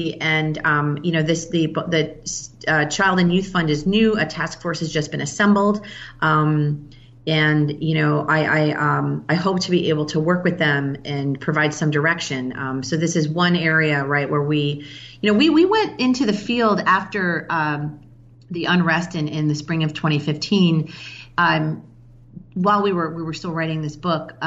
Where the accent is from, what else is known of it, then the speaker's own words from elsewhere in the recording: Chicago, Illinois, United States; now in Baltimore, United States; I'm from Chicago originally